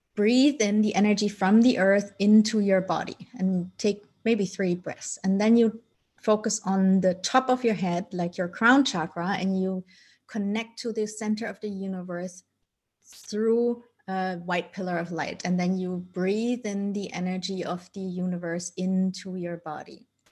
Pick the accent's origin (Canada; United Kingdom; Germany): Germany; also born or lived in Colombia; I was adopted by my parents who are Dutch, and I grew up in Germany